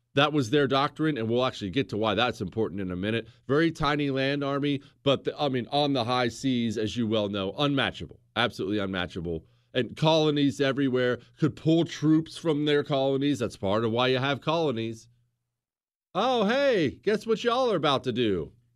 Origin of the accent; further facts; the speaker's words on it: United States; I'm not French. I'm an American